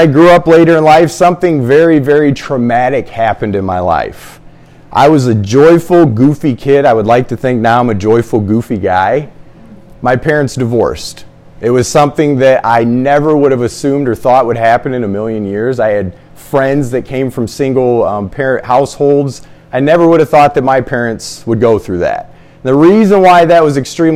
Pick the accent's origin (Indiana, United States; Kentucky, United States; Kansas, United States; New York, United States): Indiana, United States; Fort Wayne; born in Indianapolis, raised in Fort Wayne, Indiana